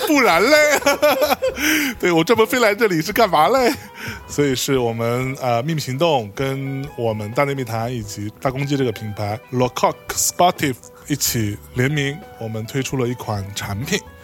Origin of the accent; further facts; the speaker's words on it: Lianyungang, Jiangsu, China; 我是在海边长大的